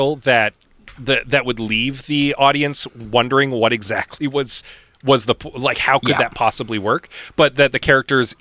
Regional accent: St. Albert, Alberta, Canada; when I was a kid growing up in St. Albert

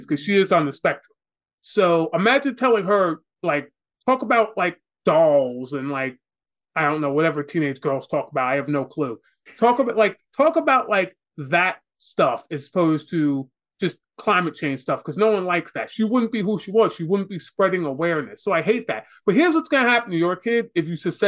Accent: New York City, New York, United States; Growing up in New York City

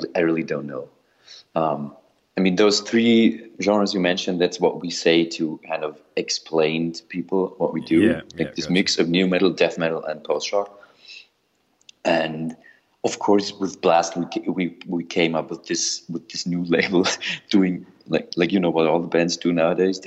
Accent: Germany; now in Austria; I am from Germany, but I live in Austria

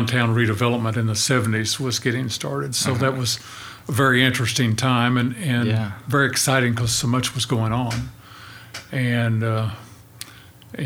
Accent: Oklahoma City, Oklahoma, United States; I actually grew up here in Oklahoma City

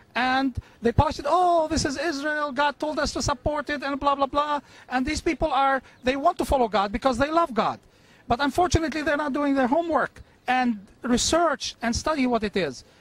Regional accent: South Governorate, Lebanon; now in United States; from South Lebanon but I'm here. I've been here for 33 years in America

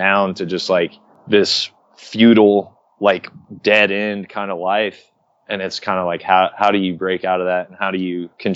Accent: Oklahoma, United States; moved away; also born or lived in Arkansas; growing up in Oklahoma

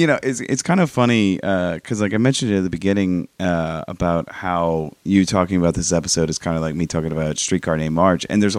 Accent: New Orleans, Louisiana, United States; are you originally from New Orleans? I was like, yeah, I'm born and raised. And they're like, well, you don't have an accent. I was like, yeah, because I'm from New Orleans.

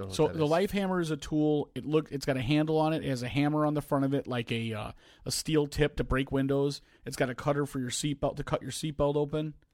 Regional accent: South Holland, Illinois, United States; I came from um, uh, I think it's 187th and roughly um, South Park in, in South Holland

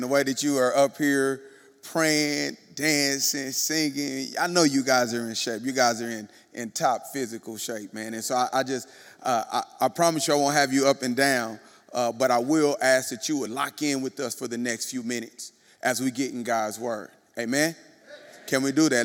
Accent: Kansas City, United States; moved away; I was in Kansas City, my hometown, born and bred in Kansas City

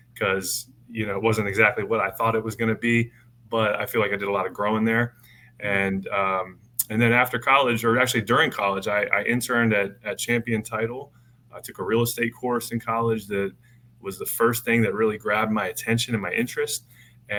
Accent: Denver, Colorado, United States; moved away; I'm from Denver, Colorado originally.

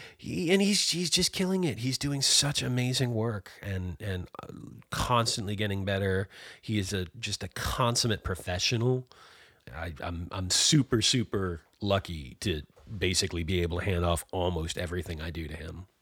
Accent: Massachusetts outside of Boston, United States; now in Maine, United States; I was born and raised in Massachusetts outside of Boston

